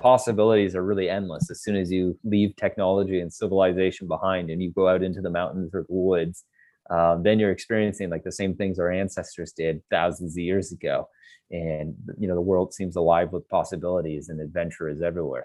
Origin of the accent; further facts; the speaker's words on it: Canada; I'm Canadian and I grew up here and this is my backyard